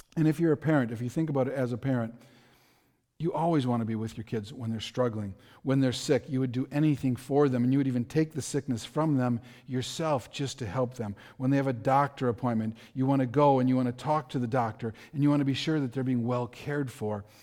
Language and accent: English; Milwaukee, Wisconsin, United States; I grew up in Milwaukee. I, I grew up in a very dangerous area of Milwaukee. I spent my entire childhood there